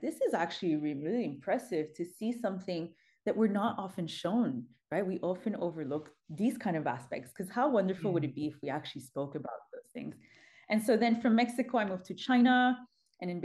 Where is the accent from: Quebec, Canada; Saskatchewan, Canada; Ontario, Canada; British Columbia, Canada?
Quebec, Canada; Montreal; I'm born and raised in Montreal